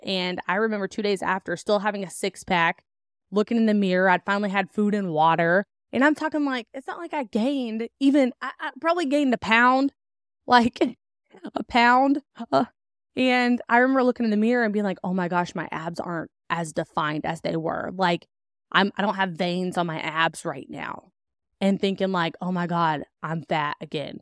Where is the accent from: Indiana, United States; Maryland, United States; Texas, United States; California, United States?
Indiana, United States; also born or lived in Kentucky; I was born in Kentucky and then raised on a farm in Indiana